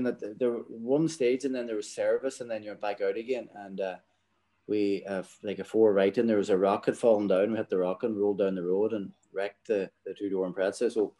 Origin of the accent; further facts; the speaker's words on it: Ulster, Ireland; Well, I think any young fella in Donegal, the rally, people, kids know about the rally.